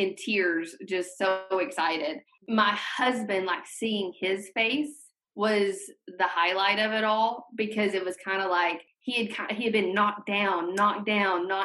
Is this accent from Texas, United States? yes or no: no; the South, Arkansas, United States; moved away as an adult; now in San Francisco Bay Area, United States; I grew up in the South. Like, we had SEC football and I watched the Razorbacks. Like, the Razorbacks were my team